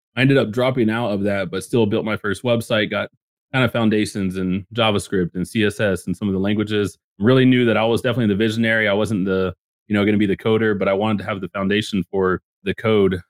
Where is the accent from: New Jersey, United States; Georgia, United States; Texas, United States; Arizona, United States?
Texas, United States; Dallas-Fort Worth area; I grew up in the Dallas, Fort Worth area